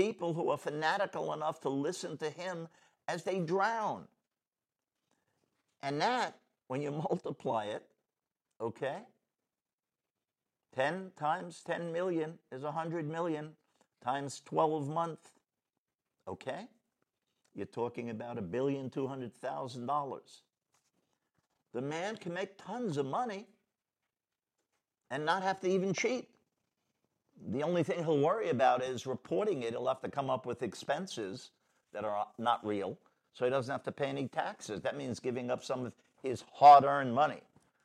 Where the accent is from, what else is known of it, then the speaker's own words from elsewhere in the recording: New York City, New York, United States; I'm from New York City